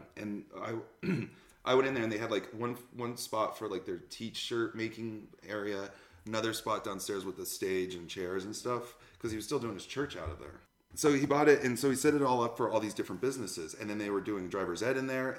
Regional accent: Conifer, Colorado, United States; I'm from Conifer.

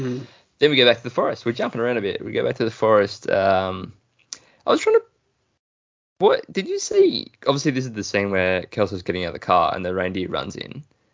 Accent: Australia

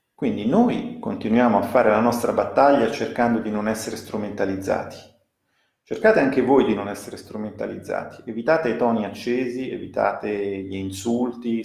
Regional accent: Italy

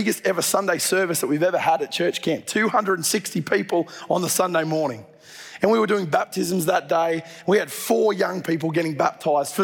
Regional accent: Dubbo, New South Wales, Australia; moved away; I grew up in Dubbo

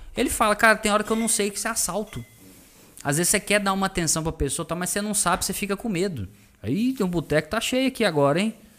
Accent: Belo Horizonte, Minas Gerais, Brazil; moved away as an adult; now in Sete Lagoas, Brazil; Eu não sou de Sete Lagoas, eu sou de Belo Horizonte, nascido lá. Só que, cara, vim pra cá a trabalho

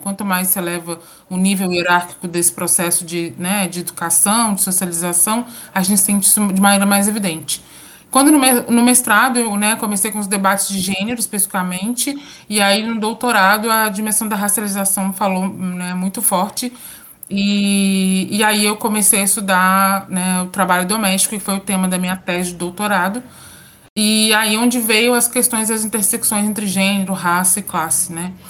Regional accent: São João del-Rei, Minas Gerais, Brazil; moved away as an adult; now in Espírito Santo, Brazil; Sou mineira, sou de Minas Gerais, do interior de Minas Gerais, São João del Rei, e estou em solo capixaba, né, há cerca de quase dois anos.

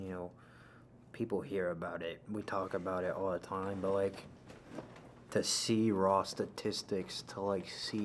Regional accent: Illinois, United States; moved away; I'm originally from Illinois

